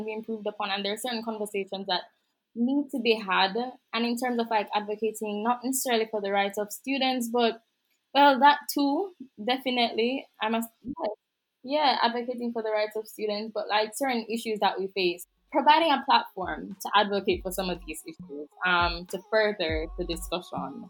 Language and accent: English; Saint Catherine, Jamaica; Jamaica. Don't remember which parish